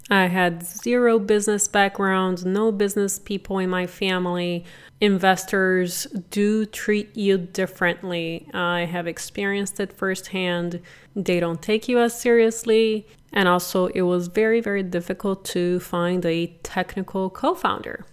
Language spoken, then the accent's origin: English; Brazil; English is a second language; moved away as an adult; also born or lived in San Jose, United States; now in United States; I am originally from Brazil and was very blessed to come here at eighteen